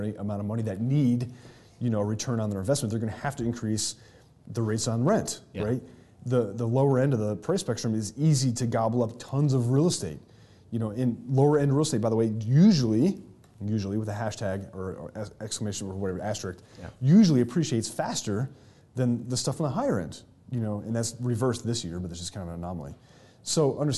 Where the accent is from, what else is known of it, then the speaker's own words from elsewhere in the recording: New York, United States; moved away; that's where my home state is